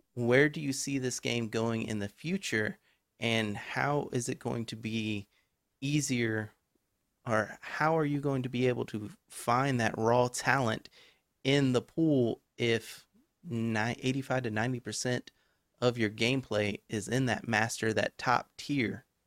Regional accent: Texas, United States; I'm from Texas.

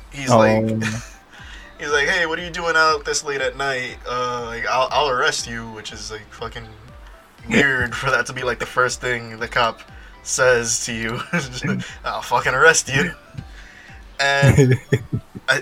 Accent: United States; I'm American

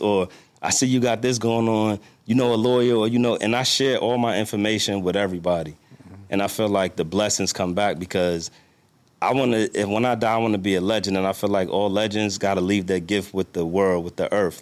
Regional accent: New York, United States; now in Washington, D.C., United States; I'm from New York, live in D C

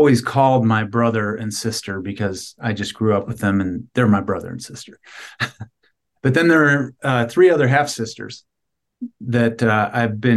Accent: Cleveland, Ohio, United States; now in Lander, United States; I grew up in Cleveland, Ohio, and I grew up in a mixed family

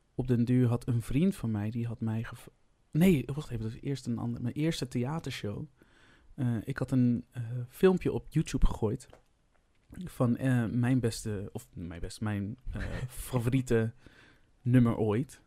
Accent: Vlissingen, Zeeland, Netherlands; moved away as an adult; ik ben dus opgegroeid in Vlissingen

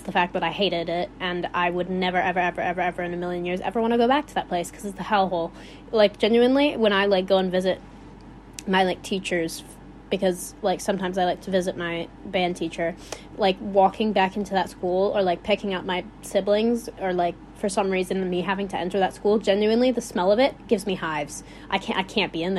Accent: Illinois, United States; accent: Midwestern; I sound like I'm from Wisconsin. I'm not from Wisconsin. But from Illinois.

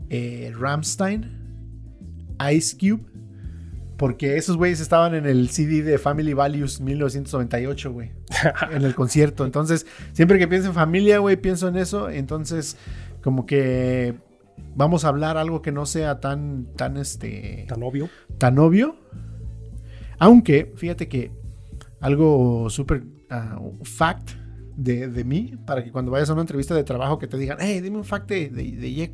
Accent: Bakersfield, California, United States; born there; Este, no, mis papás son este de Oaxaca. Yo nací en, en Bakersfield. En Bakersfield.

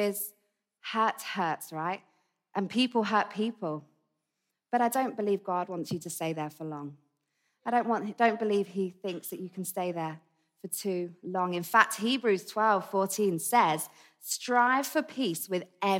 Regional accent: Essex, East of England, United Kingdom; accent: Essex; moved away; It's an Essex accent.

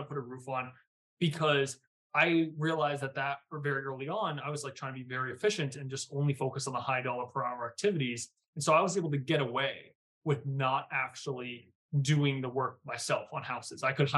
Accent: Virginia, United States; because again, I came from Virginia. I don't come from this world.

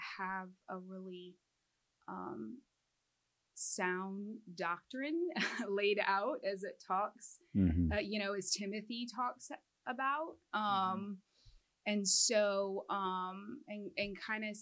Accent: Midwest, United States; I am a Midwesterner, born and raised.

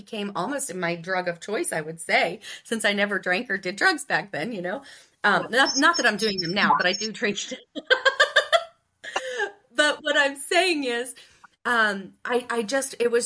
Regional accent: Ohio, United States; the good old Midwest, Ohio

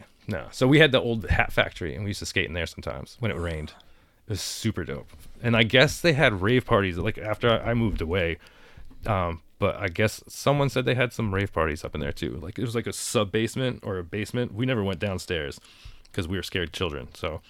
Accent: Danbury, Connecticut, United States; moved away as an adult; also born or lived in New York; my hometown was like a fucking... Hat Factory. It was the hat capital of the country.

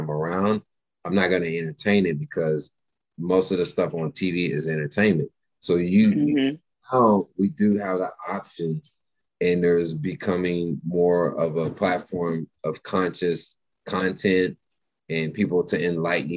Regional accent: Nashville, Tennessee, United States; also born or lived in Texas / California / Dallas; now in Los Angeles, United States; I was born in Texas. I grew up in Nashville, and then lived in California, and then I spent 20 years here in Dallas

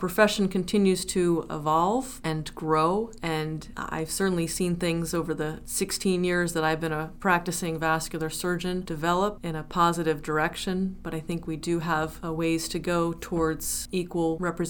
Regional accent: New Jersey, United States; now in New Haven, United States; I am originally from New Jersey

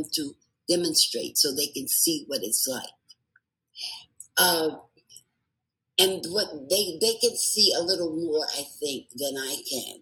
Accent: New York City, New York, United States; now in Nevada, United States; I grew up in the Bronx, New York, and I lived with my parents and six siblings

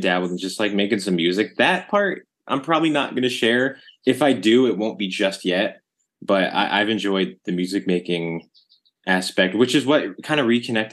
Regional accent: Arlington, Virginia, United States; We grew up in Arlington, Virginia, my favorite place ever.

